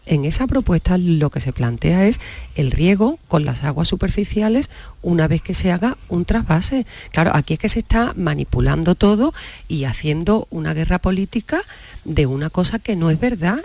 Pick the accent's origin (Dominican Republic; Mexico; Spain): Spain; Andalusia; todos los que somos andaluces